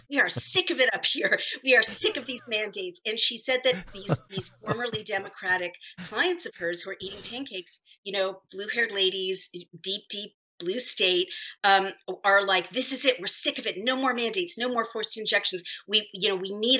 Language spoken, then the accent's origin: English; New York, United States; New York State, my home state